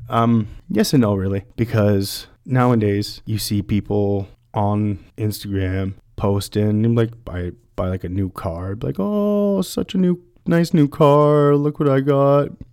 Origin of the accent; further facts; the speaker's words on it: London, Ontario, Canada; I'm from London, Ontario, born and raised